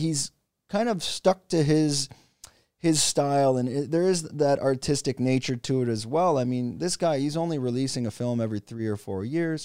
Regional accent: Canada; I'm from Canada

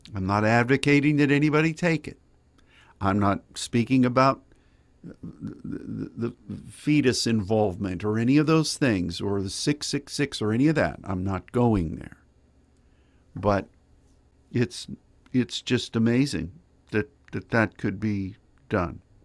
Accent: United States; as an American and as a Christian

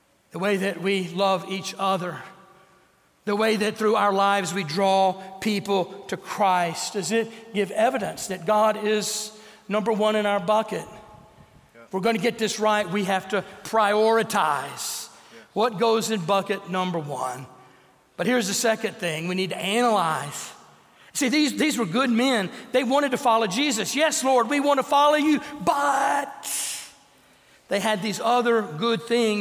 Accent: Bossier City, Louisiana, United States; when I was growing up in Bossier City, Louisiana

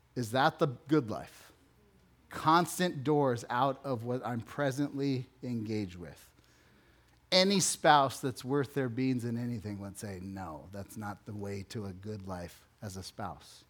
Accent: West Valley, Phoenix, Arizona, United States; also born or lived in Texas / Chandler, Arizona; I'm from the West Valley. I lived in Texas and then Chandler

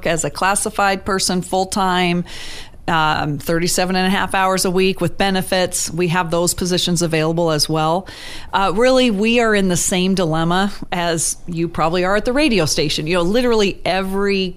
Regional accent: Juneau, Alaska, United States; growing up in Juneau, which I didn't know was unique until I left here

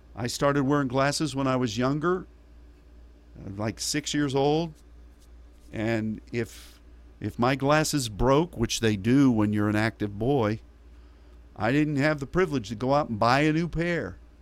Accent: United States; As an American

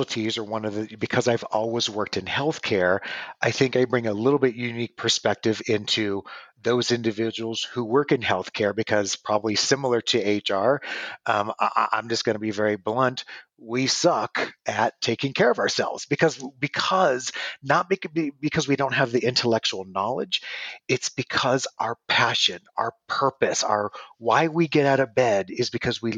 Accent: Nebraska, United States; moved away as an adult; also born or lived in Los Angeles, California; now in Arizona, United States; originally I was born and raised in Nebraska.

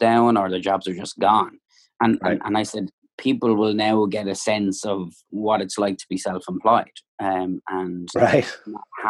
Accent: Waterford, Munster, Ireland; moved away as an adult; also born or lived in Dublin; now in Florida, United States; I was from Waterford, which was the countryside of it

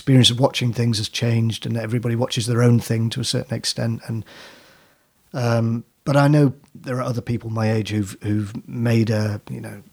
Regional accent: Manchester, North West England, United Kingdom; also born or lived in Whitley Bay, North East England; I was born in Manchester and then when I was very small, we went to Whitley Bay

